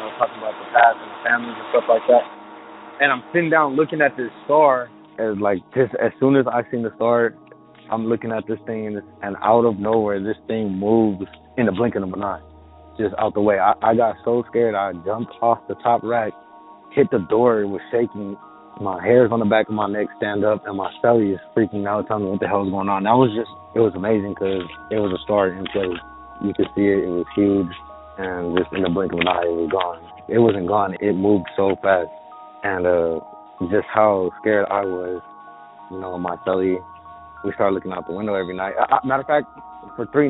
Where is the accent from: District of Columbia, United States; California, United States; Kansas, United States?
California, United States; Bay Area; I'm from the Bay Area, California